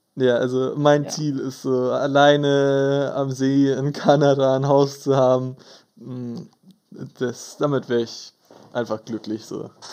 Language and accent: German; Böbing, Bavaria, Germany; wir kommen beide ursprünglich aus Böbing, einem sehr kleinen Kaff in äh, Bayern.